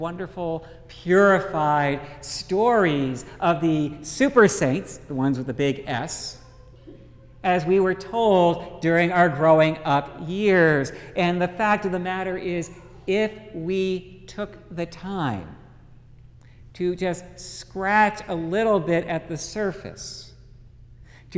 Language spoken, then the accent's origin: English; Dallas, Texas, United States; growing up in Dallas